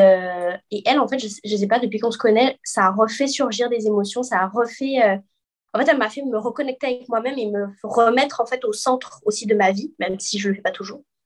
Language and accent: French; Guadeloupe; moved away as an adult; now in Quebec, Canada; je suis guadeloupéenne, mais je vis au Québec depuis bientôt six ans